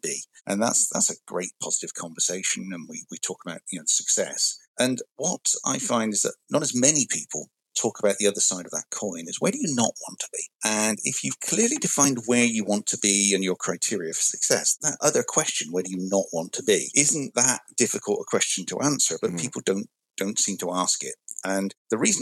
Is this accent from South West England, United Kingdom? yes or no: yes; West Country, South West England, United Kingdom; moved away as an adult; now in United States; grew up in the West Country, as it's known in the UK